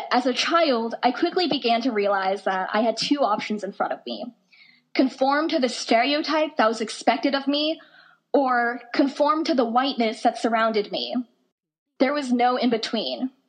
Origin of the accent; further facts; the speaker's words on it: Boise, Idaho, United States; also born or lived in South Dakota / North Dakota; Oh, I, am from Boise, Idaho. I see, but where are you really from? I, I mean, I, I lived in South Dakota for a while. Okay, what about before that? I mean, I lived in North Dakota